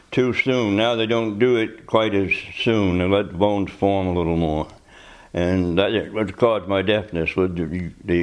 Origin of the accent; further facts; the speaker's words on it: North Haven, Maine, United States; also born or lived in Camden, Maine; I was born here, right here. Well, I was born on North Haven